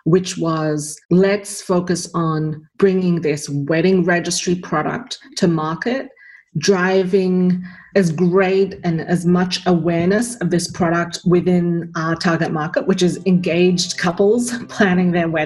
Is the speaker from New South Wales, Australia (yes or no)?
yes; Sydney, New South Wales, Australia; also born or lived in Singapore; I was born in Singapore, but grew up in Sydney, Australia.